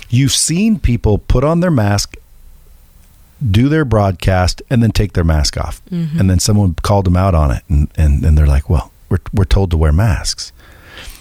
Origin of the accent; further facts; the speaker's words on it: United States; I'm happy to be an American